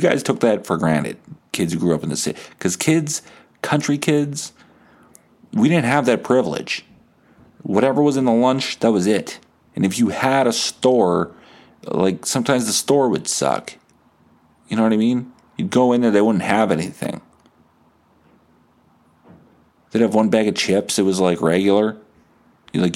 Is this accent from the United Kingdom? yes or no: no; New Bothwell, Manitoba, Canada; also born or lived in Steinbach; I grew up in New Bothwell